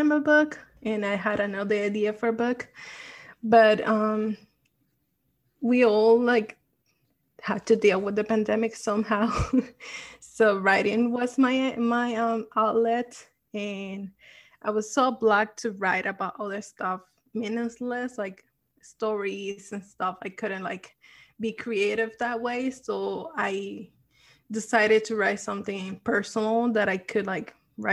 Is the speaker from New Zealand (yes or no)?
no; Puerto Rico; moved away as an adult; now in New York, United States; I grew up in Puerto Rico and then I moved to New York